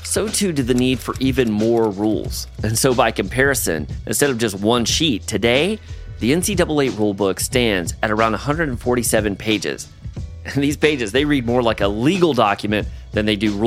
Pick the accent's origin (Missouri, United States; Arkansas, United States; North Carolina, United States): North Carolina, United States; also born or lived in Georgia; When I was in the seventh grade, my mom, sister, and I, we moved from Georgia to this kind of rural part of North Carolina